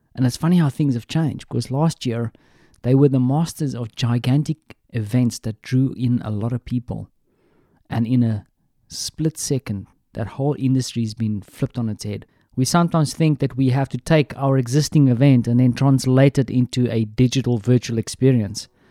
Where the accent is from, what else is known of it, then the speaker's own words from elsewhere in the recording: South Africa; moved away; my home country, South Africa